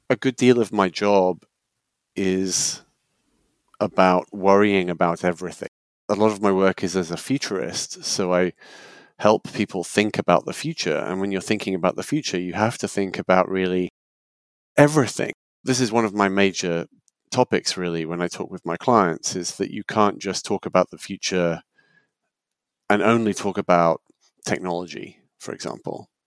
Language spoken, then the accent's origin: English; United Kingdom; moved away as an adult; now in United States; I'm originally British before I moved to the US